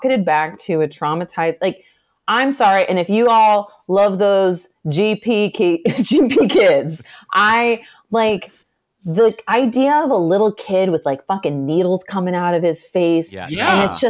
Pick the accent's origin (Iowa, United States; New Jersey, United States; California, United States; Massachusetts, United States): Iowa, United States; I am from Iowa.